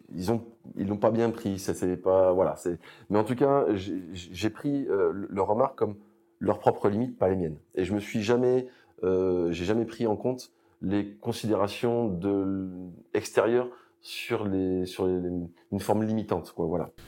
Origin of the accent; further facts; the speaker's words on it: Amboise, Centre-Val de Loire, France; moved away as an adult; je suis originaire d'Amboise, en Indre-et-Loire